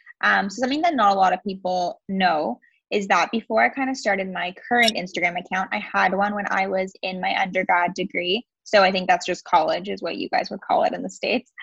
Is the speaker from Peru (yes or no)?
no; just outside of Toronto, Ontario, Canada; I am from Ontario, Canada, just outside of Toronto